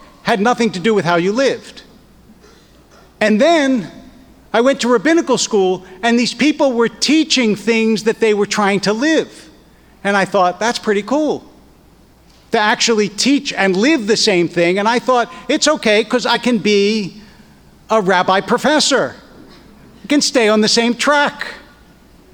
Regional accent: Philadelphia, Pennsylvania, United States; also born or lived in Harrisburg, Pennsylvania; When we moved from Harrisburg to Philadelphia, I was 10 years old

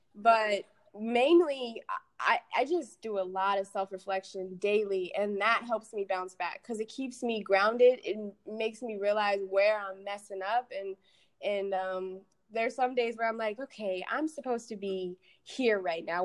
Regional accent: Aurora, Colorado, United States; moved away as an adult; now in Atlanta, United States; I grew up in Aurora, Colorado. Um, grew up there my whole life

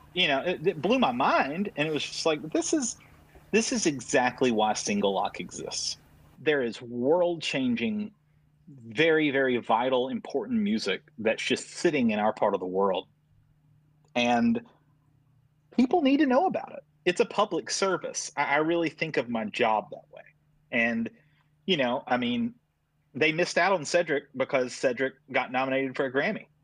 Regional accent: Tuscaloosa, Alabama, United States; also born or lived in Shoals area, Alabama; I grew up in Tuscaloosa

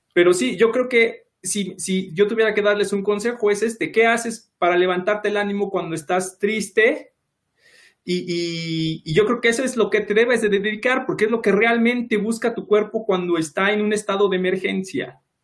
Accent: Mexico City, Mexico; yo soy de Iztapalapa

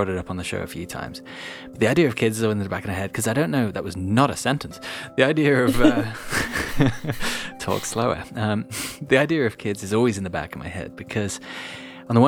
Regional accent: England, United Kingdom; I'm counting myself as English for this.

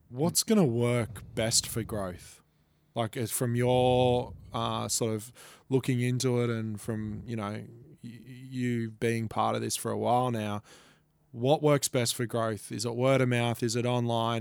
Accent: Gold Coast, Queensland, Australia; I'm from the Gold Coast

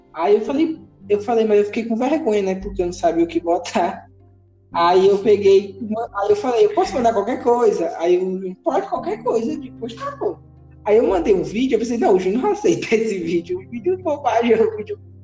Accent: Piauí, Brazil; eu sou do Piauí

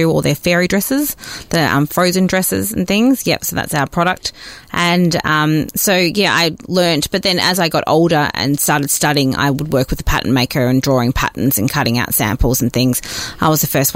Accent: Melbourne, Victoria, Australia; also born or lived in Perth; We grew up in Perth, moved to Melbourne, back to Melbourne, my family from Melbourne originally, when I was 2 years old. So I don't remember Perth much

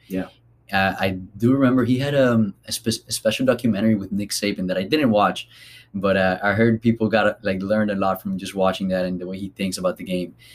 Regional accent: Colombia; moved away; I am from Colombia

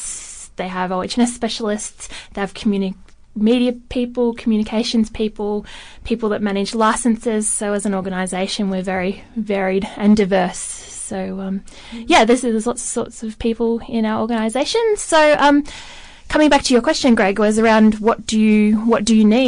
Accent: Australia; So I grew up on the Murray River. I've spent most of my life, well, pretty much all of my life until now, up on the Murray River

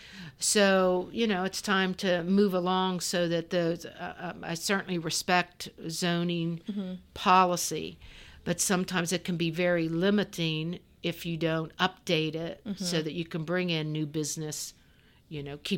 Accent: Clarksburg, West Virginia, United States; born there; I don't consider myself an outsider, but I wasn't born in Fairmont. I was born in Clarksburg.

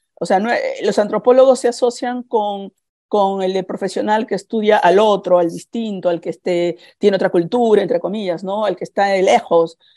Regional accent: Peru; now in California, United States; yo soy peruana

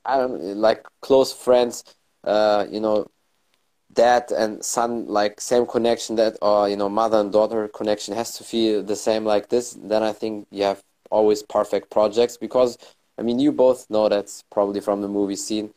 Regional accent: Germany; i was born and raised in germany but my family is from morocco

